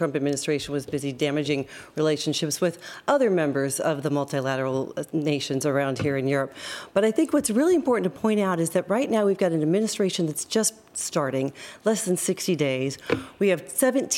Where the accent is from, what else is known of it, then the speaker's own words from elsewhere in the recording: United States; moved away as an adult; now in Ireland; when I was growing up in the United States